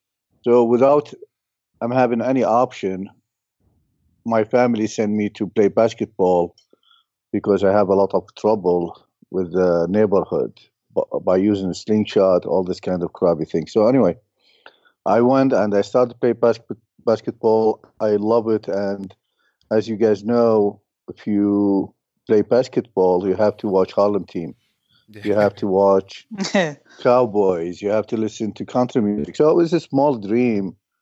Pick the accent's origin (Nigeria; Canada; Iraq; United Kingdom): Iraq; Mosul, Nineveh; English is a second language; now in United States; Mosul, north of Baghdad, 400 clicks.